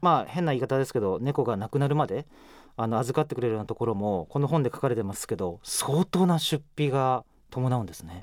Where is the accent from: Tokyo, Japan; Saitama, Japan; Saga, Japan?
Saga, Japan; moved away as an adult; 私佐賀県出身なんですよ。